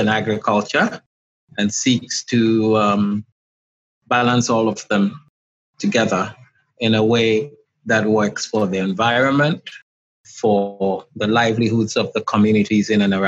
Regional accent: Ghana; I am from Ghana, West Africa. Right now, I'm speaking to you from Accra, the capital.

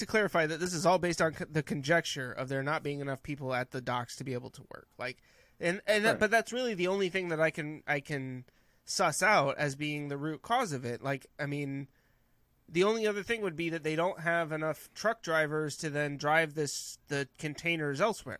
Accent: California, United States; I'm from Northern California.

